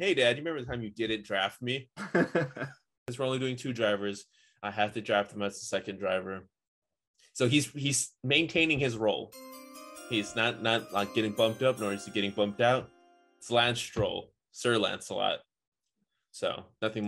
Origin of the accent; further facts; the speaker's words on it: United States; we as American